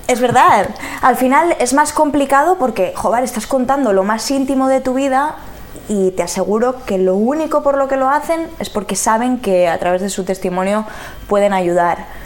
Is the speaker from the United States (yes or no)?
no; Palencia, Castile and León, Spain; moved away; yo soy de Palencia